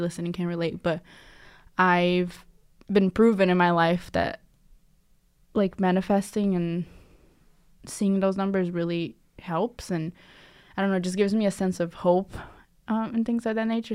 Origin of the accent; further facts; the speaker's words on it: Curitiba, Paraná, Brazil; now in United States; I'm from a city called Curitiba. It's in the state of Paraná.